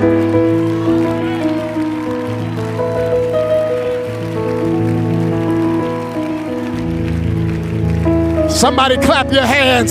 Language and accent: English; Flint, Michigan, United States; I'm from Flint, Michigan